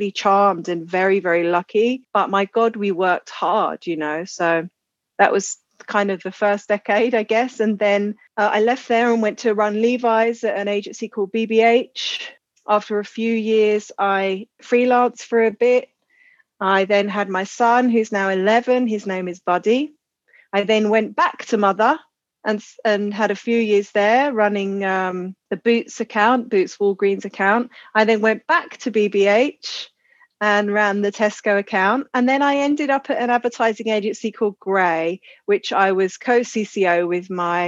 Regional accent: Croydon, London, United Kingdom; I grew up in Croydon, which is a suburb of Southeast London.

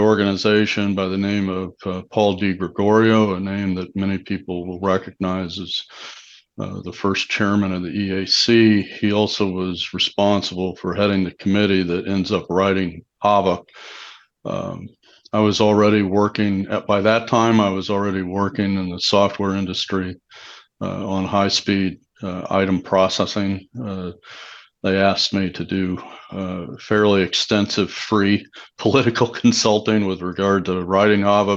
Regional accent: St. Louis, Missouri, United States; also born or lived in Kansas; my parents moved to St. Louis when I was 10. So I count, I went to high school there.

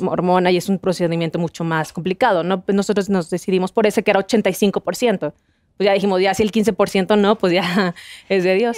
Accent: Torreón, Coahuila, Mexico; yo soy de Torreón

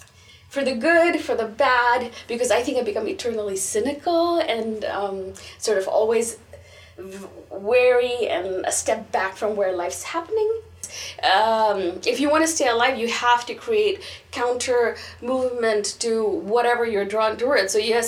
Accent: Bangalore, Karnataka, India; born there; So, I was born in India, in Bangalore, in the south of India.

